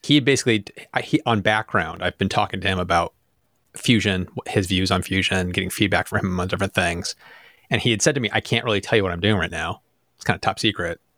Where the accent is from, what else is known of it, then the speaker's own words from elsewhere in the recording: United States; I'm from America.